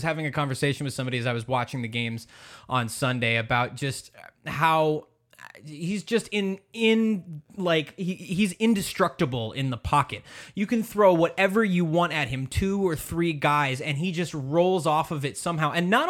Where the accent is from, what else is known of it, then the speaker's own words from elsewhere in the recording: New England, United States; now in Los Angeles, United States; I grew up in New England. I'm a Patriots fan.